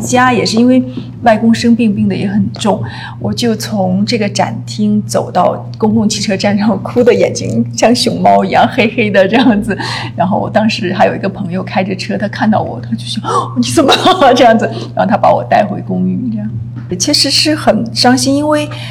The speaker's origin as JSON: {"language": "Chinese", "town": "Suzhou", "region": "Jiangsu", "country": "China", "tie": "born or raised there", "also_born_or_lived": "Beijing / Italy", "moved": "as an adult", "said": "苏州出生长大，大学毕业，中间嗯。也到北京，北方去读书过，但都是在考学的时候，比较少，大部分时间都在苏州"}